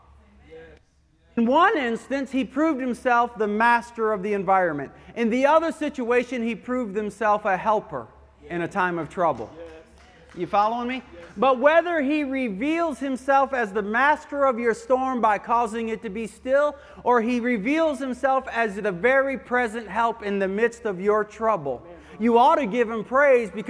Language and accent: English; Michigan, United States; When I was a kid, I grew up in Michigan on the Great Lakes